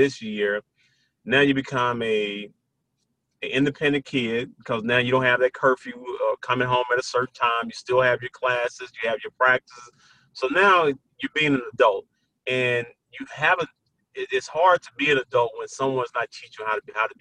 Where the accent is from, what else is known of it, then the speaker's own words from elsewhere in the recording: Brownsville, Tennessee, United States; a kid from Brownsville, Tennessee, from my hometown.